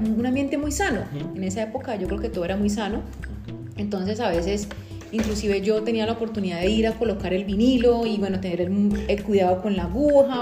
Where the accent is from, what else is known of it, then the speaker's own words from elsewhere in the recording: Cali, Valle del Cauca, Colombia; yo nací en Cali eh, en el año de 1980